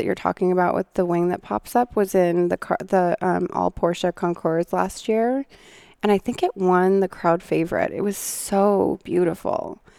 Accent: Seattle, Washington, United States; When I was growing up in Seattle, I would see the sailboats out on the water

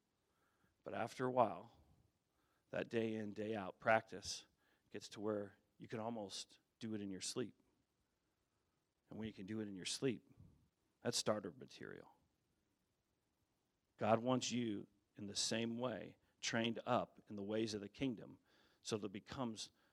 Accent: Colorado, United States; I grew up in Colorado

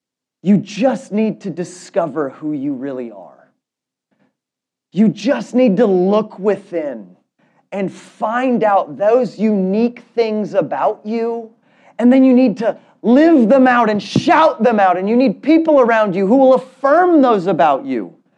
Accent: Germany; born there; I was born in Germany, and German is really interesting because they have so many words that you can't quite translate into English.

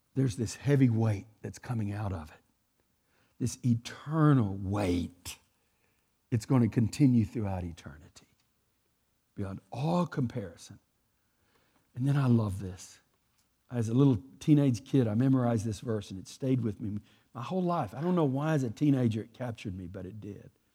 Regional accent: Texas, United States; I'm from Texas. We talk like this

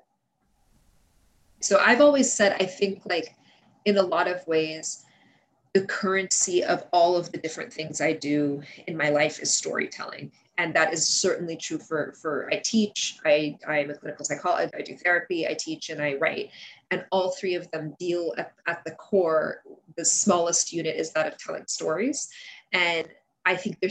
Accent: United States; English is a second language; also born or lived in Kuwait; we moved to the States soon after my fourth birthday

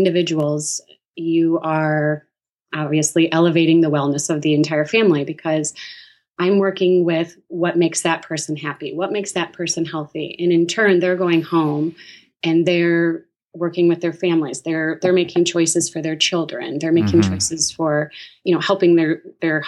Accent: Toledo, Ohio, United States; moved away as an adult; now in Michigan, United States; I grew up in Toledo, Ohio with my mother and my father.

